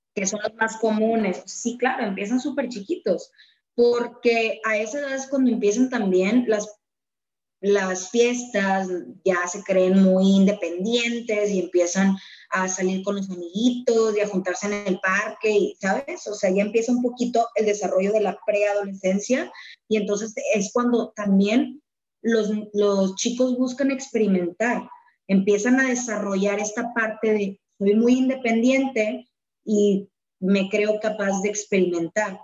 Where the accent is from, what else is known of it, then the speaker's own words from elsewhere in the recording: Monterrey, Nuevo León, Mexico; Nosotros en Monterrey, al menos, hablo de, de aquí, de, de, mi ranchito, de donde soy y donde tú también eres